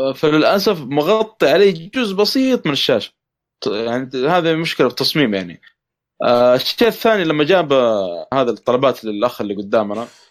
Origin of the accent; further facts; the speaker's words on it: Saudi Arabia; عندنا في السعوديه